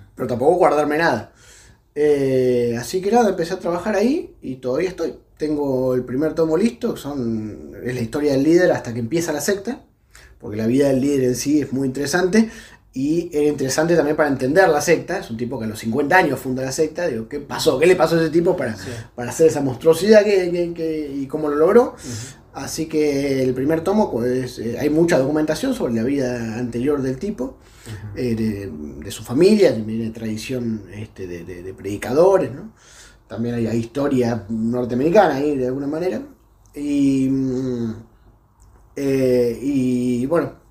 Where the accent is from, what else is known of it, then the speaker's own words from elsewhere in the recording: a town in Buenos Aires Province, Argentina; en Dero, en mi pueblo